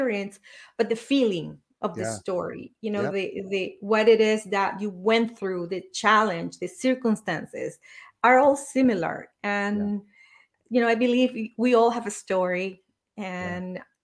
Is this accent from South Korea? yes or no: no; Venezuela; moved away; I was born and raised in Venezuela.